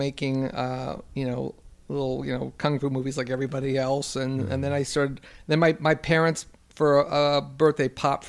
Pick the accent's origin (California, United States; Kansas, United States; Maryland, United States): California, United States; Los Angeles; I grew up in West L.A.